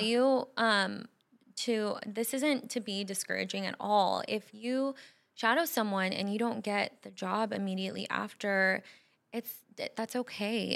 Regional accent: Bay Area, California, United States; moved away as an adult; also born or lived in Phoenix valley, Arizona; now in Scottsdale, United States; we're both from California, the Bay Area, and we both moved away. We're here now

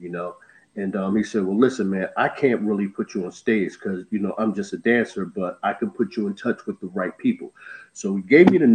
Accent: Philadelphia, Pennsylvania, United States; moved away as an adult; now in Florida, United States; I'm from West Philadelphia, born and raised, WESTPHILLOY. I reside now in Florida.

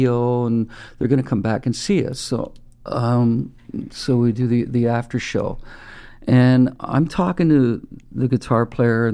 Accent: Midland, Ontario, Canada; also born or lived in Toronto; I was raised in Midland

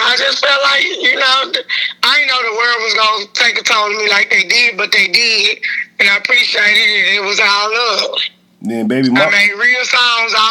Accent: Memphis, Tennessee, United States; I'm from Westwood. Westwood, but then you know Memphis is all Memphis

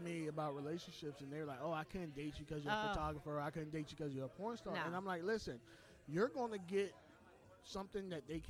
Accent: U.S. Virgin Islands; Okay, so I'm originally from the Virgin Islands, right?

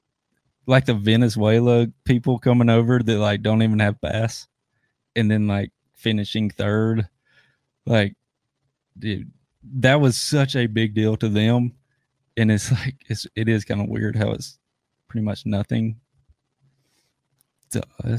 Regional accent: Tuscaloosa, Alabama, United States; I'm from Tuscaloosa, worked at the university before I started fishing.

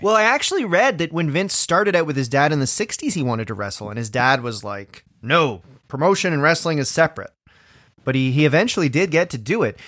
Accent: Orangeville, Ontario, Canada; now in Toronto, Canada; my hometown of Orangeville, Ontario.

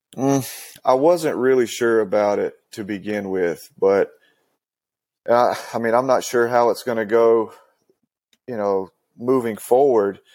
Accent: Western North Carolina, United States; I grew up in Western North Carolina.

